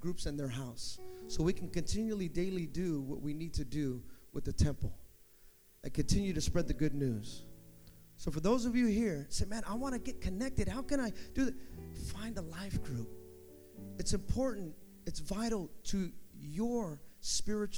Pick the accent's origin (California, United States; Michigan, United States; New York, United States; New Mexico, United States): California, United States; the Bay Area; I'm from the Bay